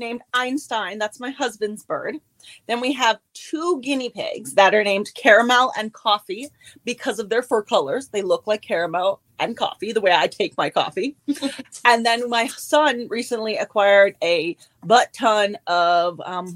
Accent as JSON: {"language": "English", "town": "Pelee Island", "region": "Ontario", "country": "Canada", "tie": "born or raised there", "also_born_or_lived": "Germany / Waterloo, Ontario", "moved": "as an adult", "said": "I was born in Germany and then I grew up on Peely Island, which is the most southern point in Canada. And now I live in Waterloo, Ontario"}